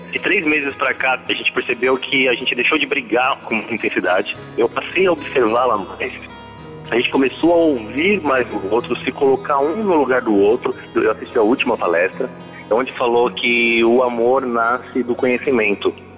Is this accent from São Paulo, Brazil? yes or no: yes; Guarulhos, São Paulo, Brazil; eu sou de Guarulhos